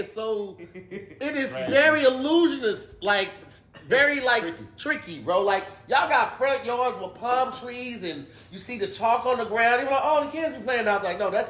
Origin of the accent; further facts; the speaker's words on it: East St. Louis, Illinois, United States; moved away; I'm actually from East St.